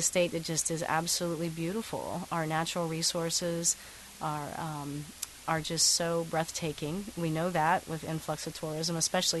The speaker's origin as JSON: {"language": "English", "region": "Appalachia", "country": "United States", "tie": "born or raised there", "said": "growing up in Appalachia and seeing this, the beautiful landscape that we have"}